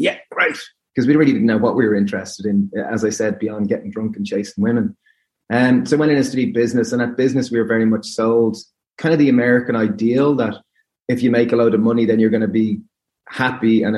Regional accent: Greystones, County Wicklow, Ireland; We grew up in a little town called Greystones, County Wicklow.

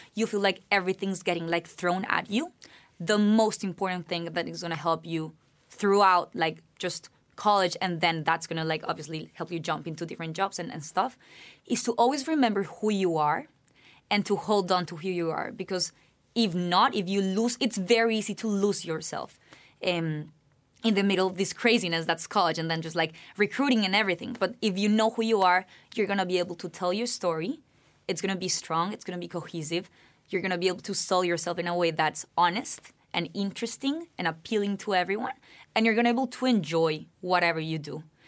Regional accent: Bogotá, Bogotá Capital District, Colombia; now in United States; I'm originally from Bogotá, Colombia

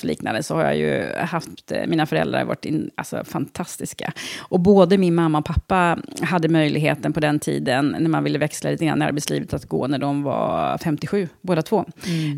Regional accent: Trosa, Södermanland, Sweden; also born or lived in Stockholm; jag har bott i Trosa sedan jag var, var tre år

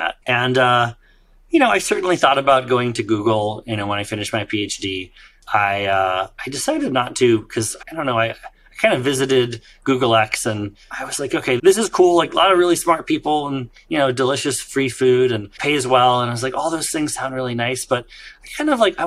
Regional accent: Silicon Valley, California, United States; I grew up in Silicon Valley

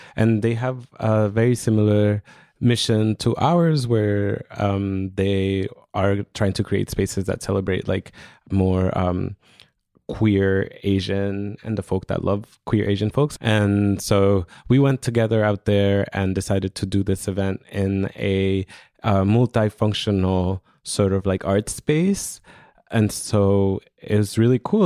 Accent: Honduras; moved away; I'm originally from Honduras

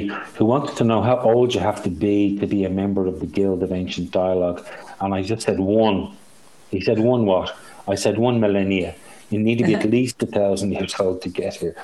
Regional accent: Ireland; accent: Irish; I'm Irish

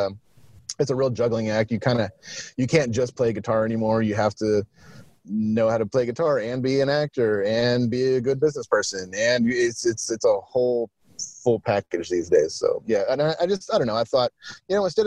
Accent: Midland, Odessa area, Texas, United States; also born or lived in San Antonio, Texas / Austin, Texas; I was born in San Antonio, and then I was about 8 or 9. My family moved out to Midland, Odessa area.

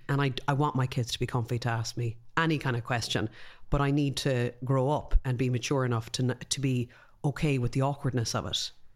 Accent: Ireland; we're Irish

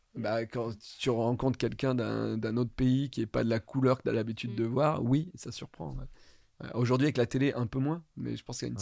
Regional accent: Ardèche, Auvergne-Rhône-Alpes, France; moved away; je viens de l'Ardèche

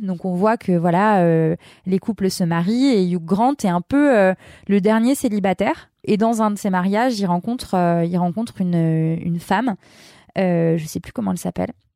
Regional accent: Lyon, Auvergne-Rhône-Alpes, France; now in Levallois, France; moi, je suis lyonnaise. Et du coup, Paris, j'ai pas grandi à Paris. J'ai grandi dans une ville grande, mais c'est pas Paris, c'est différent. C'est c'est plus à taille humaine, Lyon

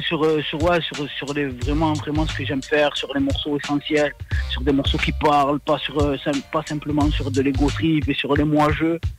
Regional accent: Marseille, Provence-Alpes-Côte d'Azur, France; je viens de Marseille

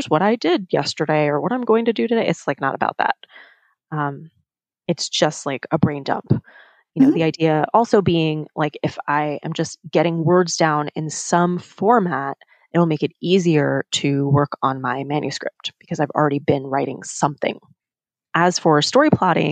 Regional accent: New York, United States; growing up in New York, I say you guys

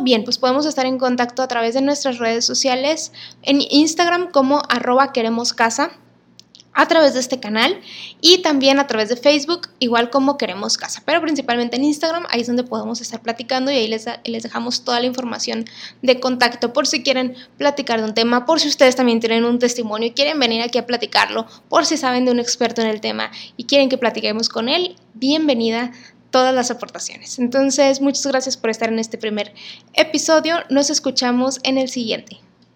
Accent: Monterrey, Nuevo León, Mexico; soy regia

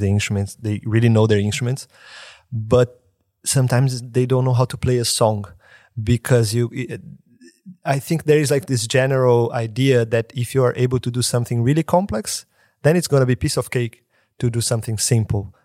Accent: Brazil; born or raised there; moved away

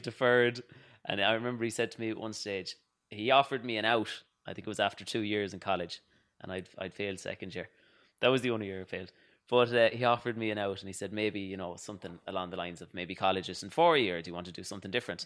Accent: Louisburgh, Connacht, Ireland; moved away as an adult; now in New York, United States; I grew up in Louisbourg in Mayo, and it's a small village

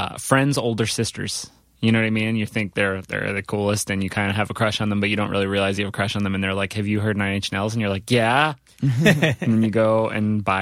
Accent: New Jersey, United States; born or raised there; also born or lived in Providence, Rhode Island

